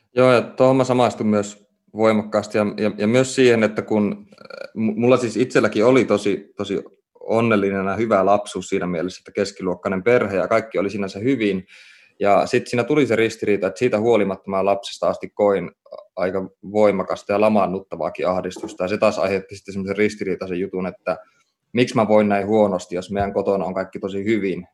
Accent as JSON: {"language": "Finnish", "town": "Oulu", "region": "North Ostrobothnia", "country": "Finland", "tie": "born or raised there", "said": "mä kasvoin lapsuuteni ja nuoruuteni Oulussa"}